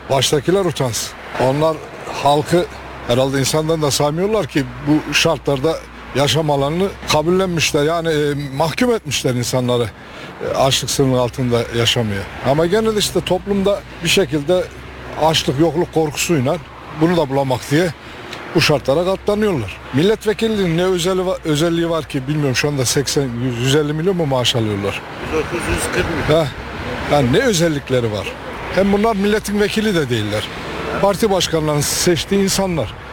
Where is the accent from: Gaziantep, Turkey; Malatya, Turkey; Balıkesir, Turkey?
Malatya, Turkey; getir ben Malatyalıyım. Bak yanlış anlama. Ben Malatyalıyım.